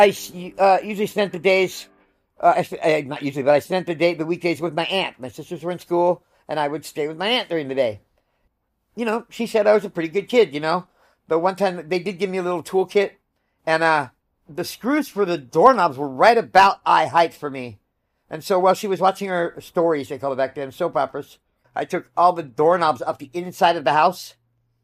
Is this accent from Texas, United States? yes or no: no; El Cajon, California, United States; also born or lived in La Mesa, California; I was born in La Mesa, California